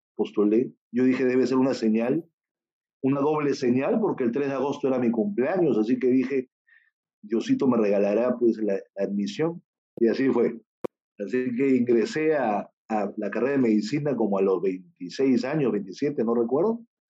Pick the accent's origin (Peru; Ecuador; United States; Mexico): Peru; yo soy peruano, nací aquí en Perú